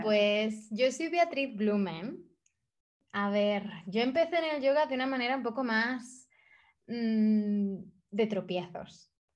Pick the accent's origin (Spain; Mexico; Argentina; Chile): Spain; moved away as an adult; also born or lived in India / Thailand / Bali; me fui de España hace seis años